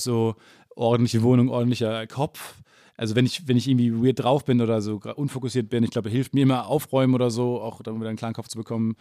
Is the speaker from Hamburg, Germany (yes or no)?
no; Kamen, North Rhine-Westphalia, Germany; Kam, wo ich herkomme, 30.000